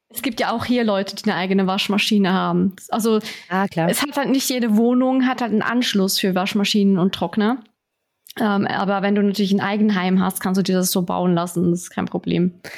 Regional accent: Switzerland; Bei uns ist das in den Mietwohnungen alles alles schon drin

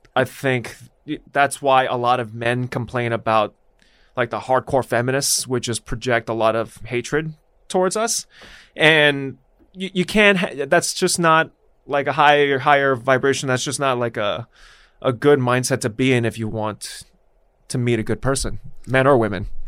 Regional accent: Los Angeles, California, United States; I grew up here

